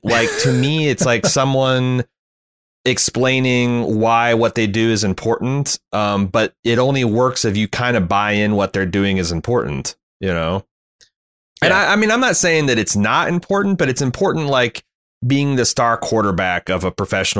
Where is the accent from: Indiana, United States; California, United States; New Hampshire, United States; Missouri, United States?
Indiana, United States; I came from Indiana, where we worship basketball